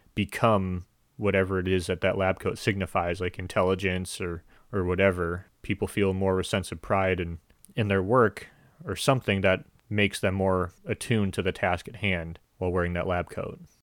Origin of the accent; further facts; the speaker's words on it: United States; as an American